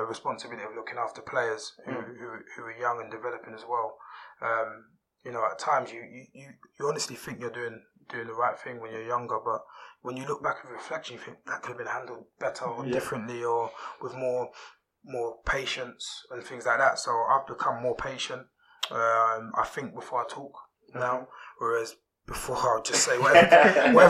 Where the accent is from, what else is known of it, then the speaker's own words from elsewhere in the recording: London, United Kingdom; I grew up in Peckham